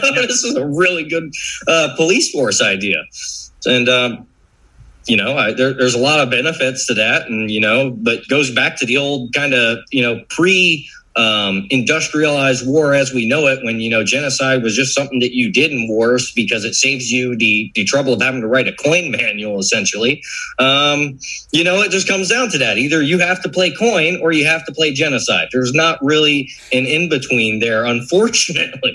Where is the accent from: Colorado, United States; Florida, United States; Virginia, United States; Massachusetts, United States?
Florida, United States; growing up in Florida